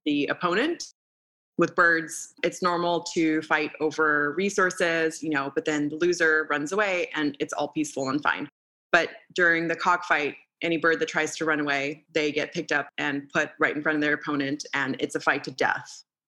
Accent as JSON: {"language": "English", "country": "Moldova", "tie": "born or raised there", "moved": "yes", "said": "So I grew up in Moldova at the time when I was born and up until I was about six years old."}